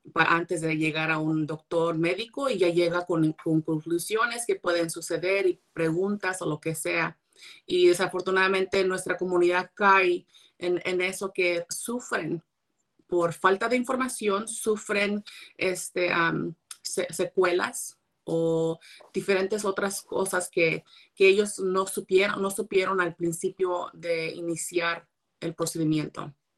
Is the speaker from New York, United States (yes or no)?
no; Monterey County, California, United States; ya están aquí en mi condado, yo soy del condado de Monterrey